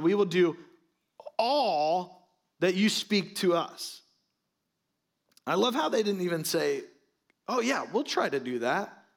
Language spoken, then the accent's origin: English; Florida, United States; I'm from Florida.